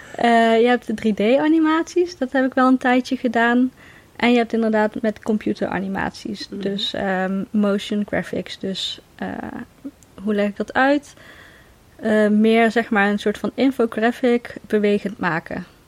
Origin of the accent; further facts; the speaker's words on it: Veldhoven, North Brabant, Netherlands; moved away as an adult; now in Nijmegen, Netherlands; Ik ben geboren in Veldhoven, maar ik ben voor de liefde verhuisd naar Nijmegen inderdaad